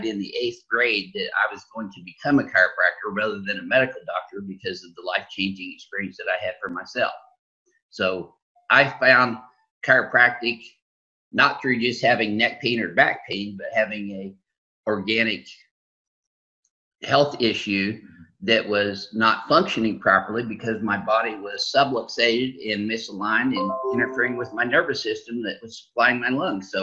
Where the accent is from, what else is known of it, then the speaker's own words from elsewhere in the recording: Southern Illinois, United States; in a tri-state area where I grew up in Southern Illinois